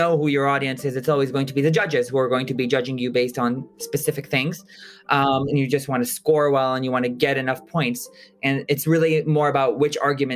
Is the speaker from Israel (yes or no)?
yes; Israel; I'm originally from Israel